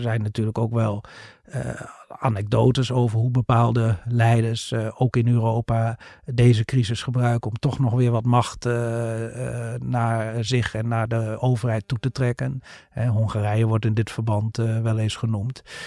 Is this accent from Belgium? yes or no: no; Netherlands; ook als Nederlanders